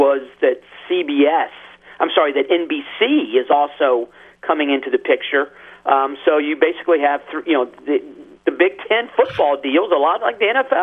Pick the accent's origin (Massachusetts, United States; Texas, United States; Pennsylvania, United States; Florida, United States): Florida, United States; Miami; moved away; I grew up down in Miami